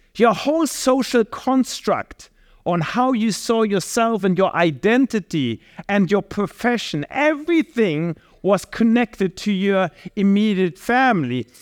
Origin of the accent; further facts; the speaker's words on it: Germany; I'm from Germany, and I can definitely say out of my culture, my context, family is not the core building block anymore within our society.